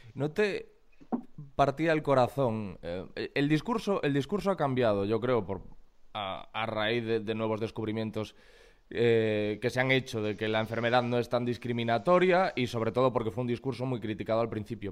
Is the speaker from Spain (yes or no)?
yes; Corcubión, Galicia, Spain; yo soy de Corcubión, que es un pueblecito como Montiel